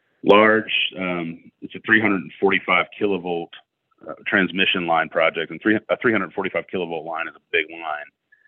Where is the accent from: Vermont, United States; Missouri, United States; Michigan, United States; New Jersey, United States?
Missouri, United States; Mexico; now in Columbia, United States; I'm originally from, I grew up right on the Audrey and Callaway County line and went to high school in Mexico and came up in a cow-calf operation, a quarter horse operation there.